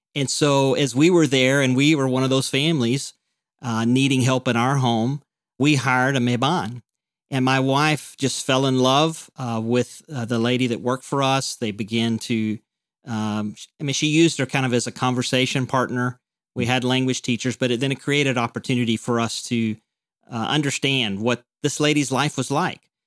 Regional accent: Mountain Home, Arkansas, United States; moved away as an adult; now in Chiang Mai, Thailand; I grew up in Mountain Home

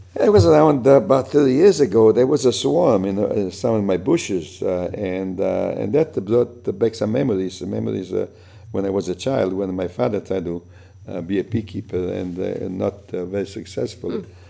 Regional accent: Italy; English is a second language; moved away; also born or lived in New York / Boston; when I came from Italy

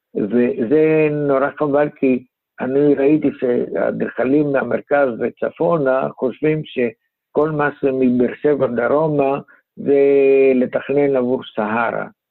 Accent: Greece; now in Israel; אני מיוון, ולמדתי שם

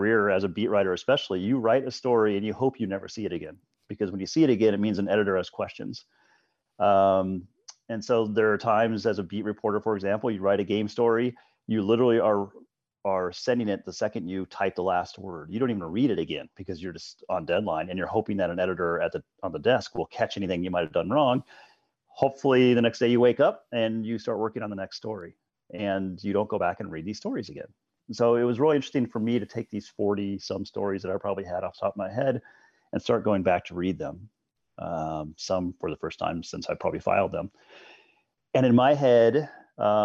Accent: Colorado, United States; I grew up in Colorado

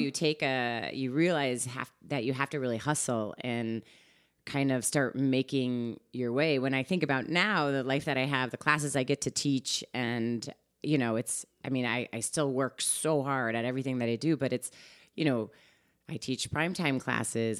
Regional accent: Guilford, Connecticut, United States; moved away as an adult; also born or lived in Chicago / Portland, Oregon / Seattle; now in Westport, United States; the East Coast is actually where I grew up. I'm from Guilford, Connecticut

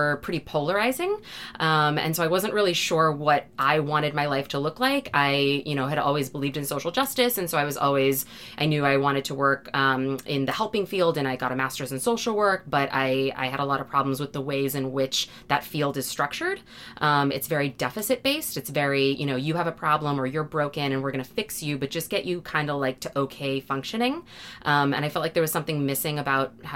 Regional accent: Massachusetts, United States; I'm from Massachusetts

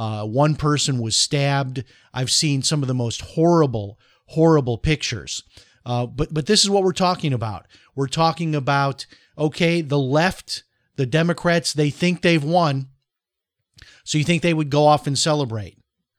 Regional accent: Chicago, Illinois, United States; When I grew up in Chicago, I was involved in countless street fights.

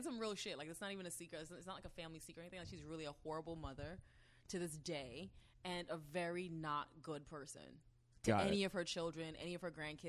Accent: U.S. Virgin Islands; moved away; I was born in St. Thomas, a 30-mile island very, very, very far away.

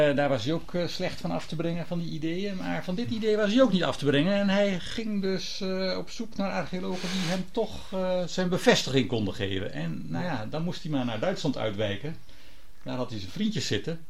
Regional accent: Gouda, South Holland, Netherlands; ik kom zelf, ik ben geboren in Gouda

